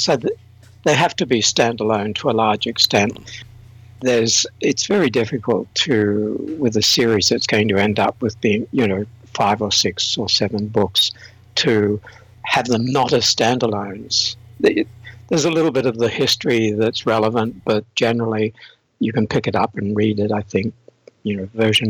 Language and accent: English; Australia; I'm Australian. The accent is slightly blurred because I've traveled and lived and worked in a number of countries, from New Zealand to the UK to Turkey to Singapore to Thailand to you name it.